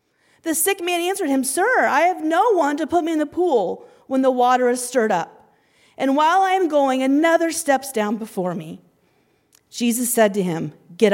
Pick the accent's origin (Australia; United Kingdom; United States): United States; Indiana; moved away as an adult; now in India; We're from Indiana